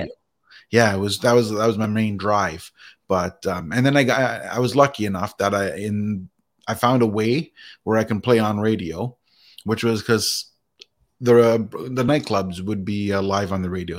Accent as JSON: {"language": "English", "country": "Canada", "tie": "born or raised there", "said": "I was born and raised in Canada"}